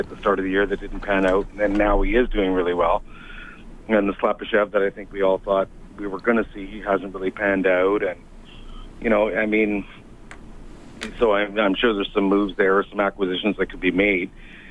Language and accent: English; Sherwood Park, Alberta, Canada; now in Ottawa, Canada; I grew up in Sherwood Park